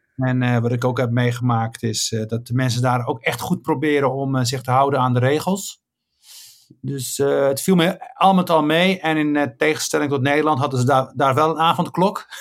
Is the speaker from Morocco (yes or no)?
yes; Rif, Oriental, Morocco; now in Netherlands; ik ben daar geboren in een dorpje met de naam Igazassen